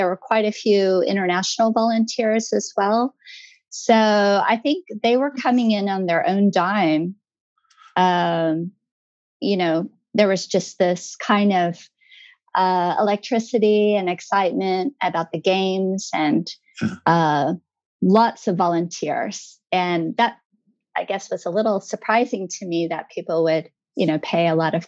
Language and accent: English; Tulsa, Oklahoma, United States; moved away as an adult; now in Japan; I'm from Tulsa, Oklahoma.